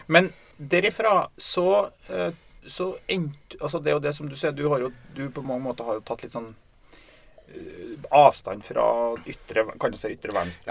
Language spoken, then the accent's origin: Norwegian; Steinkjer, Trøndelag, Norway; vi har vokst opp i Steinkjer.